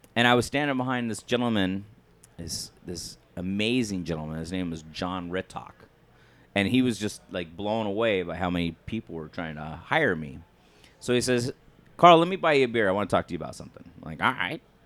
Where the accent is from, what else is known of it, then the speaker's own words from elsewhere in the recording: Flagstaff, Arizona, United States; growing up in Flagstaff in high school